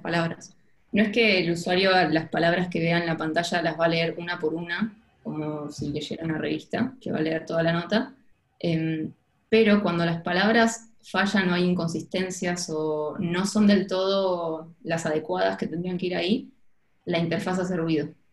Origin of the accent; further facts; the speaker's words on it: Ushuaia, Tierra del Fuego, Argentina; moved away as an adult; also born or lived in Buenos Aires / southern Argentina / Barcelona; terminamos viviendo en Ushuaia y Viví en Ushuaia hasta mis 18 años que terminé el colegio